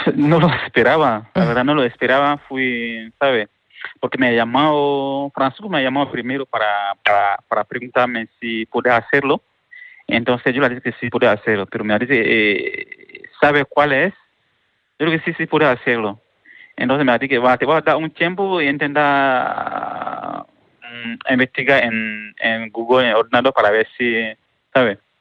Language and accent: Spanish; Mali; moved away as an adult; now in Málaga, Spain; soy de Mali, vengo de Mali